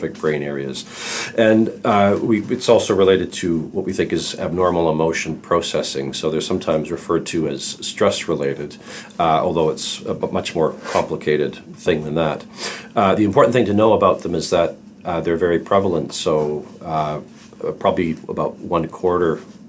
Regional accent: Calgary, Alberta, Canada; I'm a pediatric psychologist from Calgary, Canada

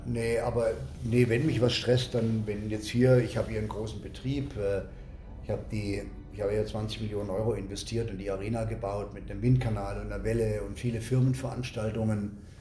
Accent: Germany; als Deutscher

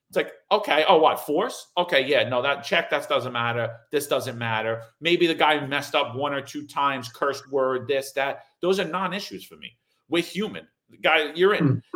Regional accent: Ohio, United States; I'm from Ohio.

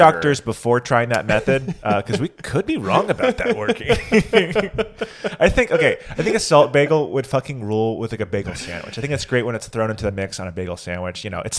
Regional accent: Georgia, United States; also born or lived in Alabama; now in Austin, United States; I'm from Georgia

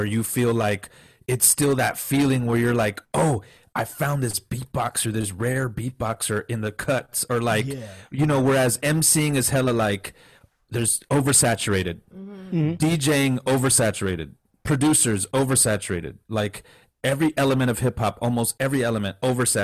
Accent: McAllen, Texas, United States; also born or lived in Orange County, California / Bay Area, California; I was born in Orange County, California, but I was raised in, when I was 4 years old, I moved to McAllen, Texas, right down by the border of Mexico

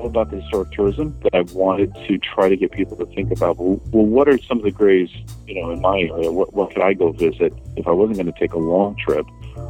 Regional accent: Fairfield, Connecticut, United States; I grew up here in Connecticut. I grew up during the Bicentennial, and I think that was formative. I happened to grow up in a historic town with a lot of Revolutionary War history, a town of Fairfield on the coast

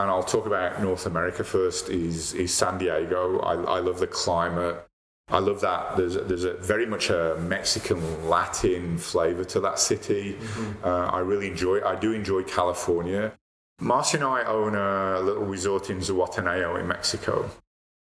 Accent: Dublin, Leinster, Ireland; also born or lived in United Kingdom; now in Calgary, Canada; I was born in Dublin

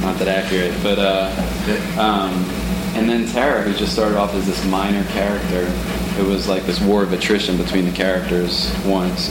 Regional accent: Philadelphia, Pennsylvania, United States; moved away as an adult; also born or lived in Sitka, Alaska; growing up in Philly, especially downtown

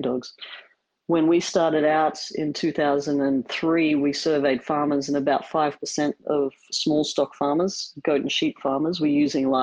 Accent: Brisbane, Queensland, Australia; moved away as an adult; also born or lived in Ghanzi District, Botswana; I'm from Brisbane in Australia, which is where I'm currently living

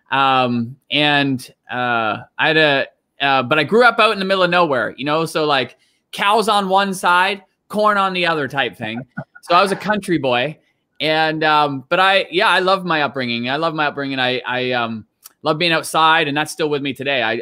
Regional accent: Canada; also born or lived in Gravesend, Kent, England; I was born in Gravesend, Kent, and lived there till I was six years old. And, and then you traveled to, to Canada? Yeah, then my family, we moved to Canada.

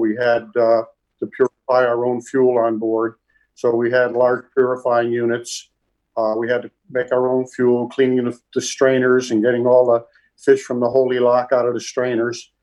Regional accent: Hartford, Connecticut, United States; We grew up in Hartford, Connecticut

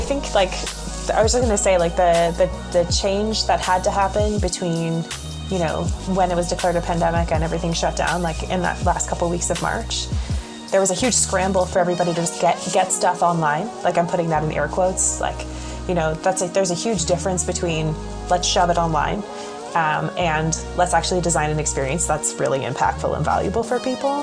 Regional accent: Canada; I'm Canadian

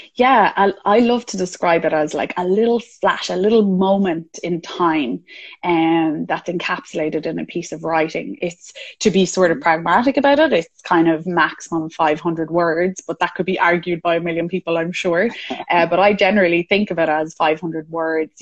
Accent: Ireland; I'm Irish

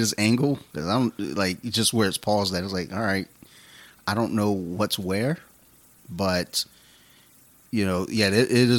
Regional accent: Detroit, Michigan, United States; I'm from Detroit.

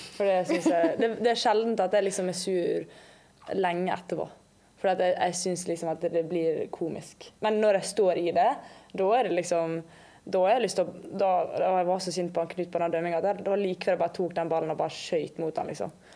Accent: Langevåg, Møre og Romsdal, Norway; moved away; also born or lived in England; Jeg kommer jo ikke herfra, jeg har jo dialekt. Så jeg kommer fra Langvåg, verdens fineste sted, litt utenfor Ålesund.

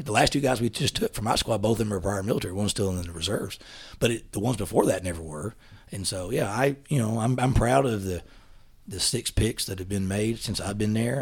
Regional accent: East Texas, United States; accent: East Texas dialect; moved away as an adult; also born or lived in Huntsville, Texas; now in Dallas, United States; I grew up in East Texas with a family that, we lived on a ranch

